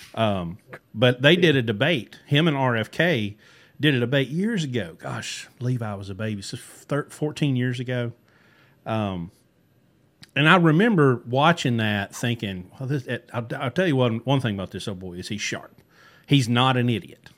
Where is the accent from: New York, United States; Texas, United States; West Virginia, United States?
West Virginia, United States; growing up in West Virginia